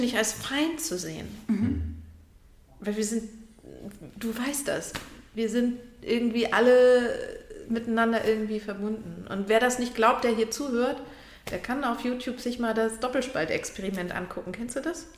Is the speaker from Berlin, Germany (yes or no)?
no; Lübeck, Schleswig-Holstein, Germany; now in Hamburg, Germany; ich bin aus Lübeck